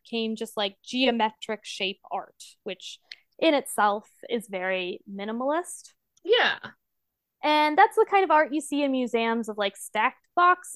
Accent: United States; I'm an American and that's all I know

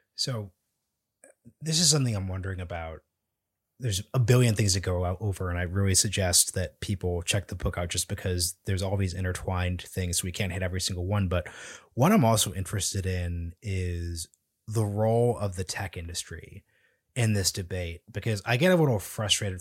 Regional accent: Portland, Oregon, United States; now in Washington, D.C., United States; I'm from Portland, Oregon. I went back last December

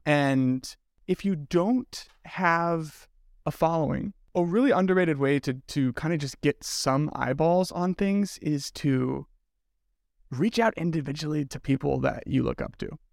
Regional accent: Midwest, United States; also born or lived in Denver; now in Michigan, United States; I am the token Midwesterner

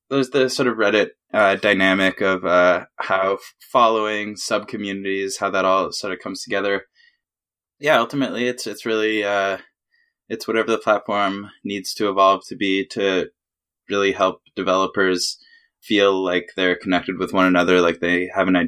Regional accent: Canada; now in New York, United States; I moved to New York from Canada to to do that, and that was my first gig.

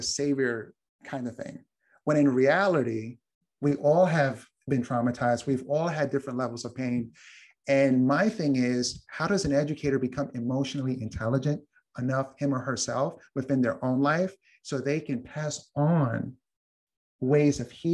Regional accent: New York, United States; I'm from New York

